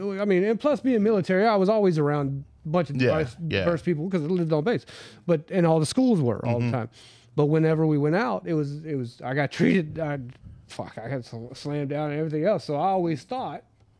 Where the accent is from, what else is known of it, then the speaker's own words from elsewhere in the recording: Huntsville, Alabama, United States; But where I grew up mainly in Huntsville